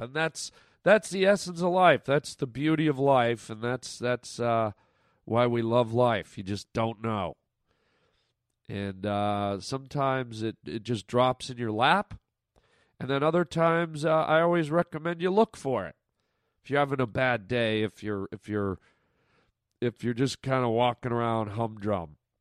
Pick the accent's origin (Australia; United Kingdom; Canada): Canada; now in United States; my Canadian friends listening right now, my f, my fellow countrymen and women